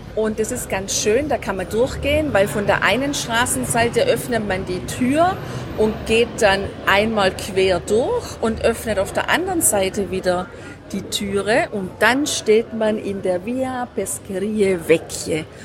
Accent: Germany

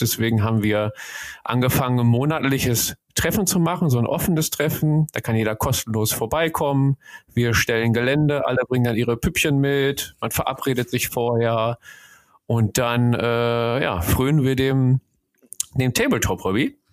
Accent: Ruhr area, North Rhine-Westphalia, Germany; bei uns im Ruhrgebiet

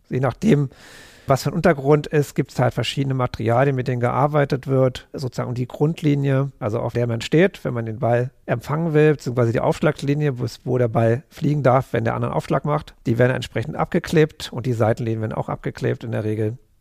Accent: Berlin, Germany; ich bin Berliner, auch wenn ich jetzt gar nicht so groß Berliner, aber genau, bin Berlin-Wimmersdorf geboren

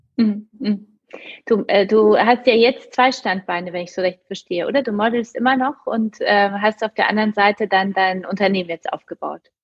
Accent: Poland; moved away; also born or lived in Munich; ich komme jetzt selbst aus Polen

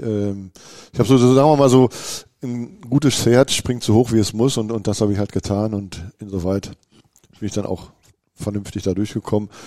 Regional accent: Bochum, North Rhine-Westphalia, Germany; moved away as an adult; now in Münster, Germany; ich komme ja aus Wattenscheid und Wattenscheid ist ja nun mal auch der Olympiastützpunkt

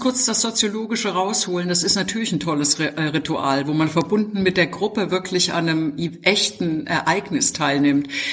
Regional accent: GDR, East Germany, Germany; ich bin in der DDR aufgewachsen

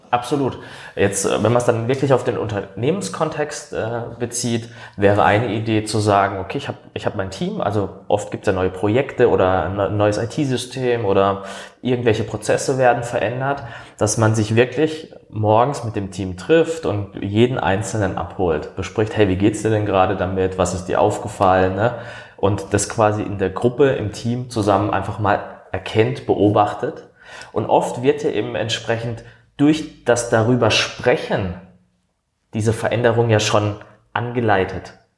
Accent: Baden-Württemberg, Germany; accent: Badisch; moved away as an adult; now in Hamburg, Germany; vielleicht hört man es aus dem Dialekt, ich komme aus dem Badischen, das ist Süddeutschland

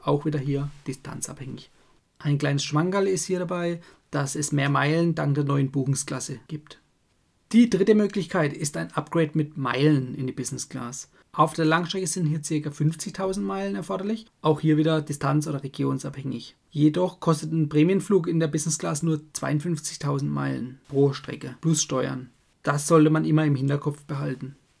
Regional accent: Germany; bei uns in Deutschland

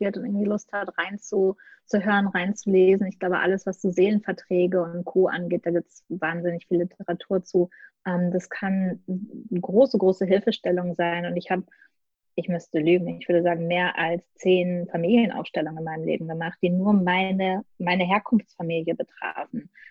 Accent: Gelsenkirchen, North Rhine-Westphalia, Germany; moved away; Geboren und aufgewachsen bin ich in Gelsenkirchen

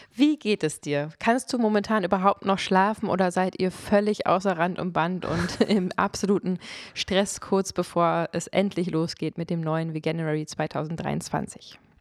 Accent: Germany; ich bin Deutsche

